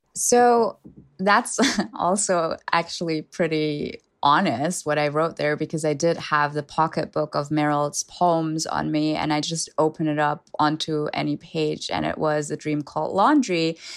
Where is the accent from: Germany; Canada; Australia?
Germany; first language German; English is a second language; moved away as an adult; I was born and raised in Germany, and I lived there for twenty years, so I consider German my first language